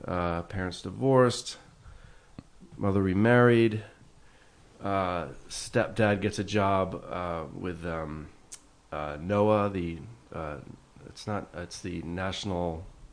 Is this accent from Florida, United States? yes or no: no; Washington, District of Columbia, United States; also born or lived in New York / Kensington, Maryland; I was born in Washington, D.C., at the Washington Hospital Center. And my mother is Australian. My father emigrated there in the early 60s, and that's where they met.